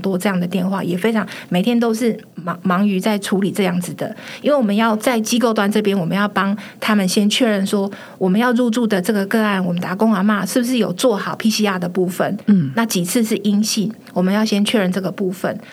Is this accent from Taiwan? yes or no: yes; Taiwan; 我们台湾人